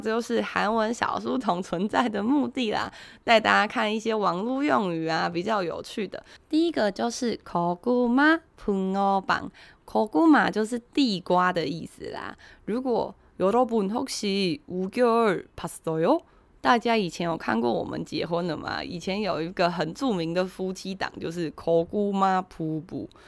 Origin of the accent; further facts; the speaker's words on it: Taiwan; 我们台湾人